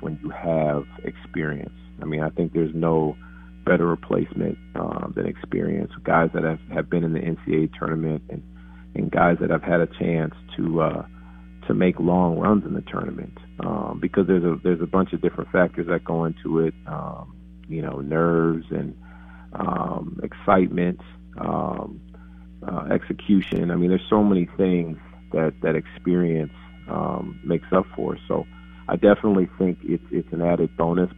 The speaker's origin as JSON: {"language": "English", "region": "Midwest", "country": "United States", "also_born_or_lived": "Minnesota", "moved": "as an adult", "lives_now": "Waco, United States", "said": "I'm from the Midwest"}